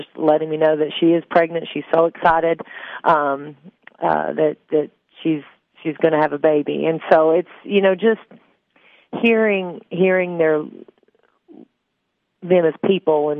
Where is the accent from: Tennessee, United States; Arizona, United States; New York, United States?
Tennessee, United States; Upper Cumberland area; me growing up in the Upper Cumberland area, I am a rural girl.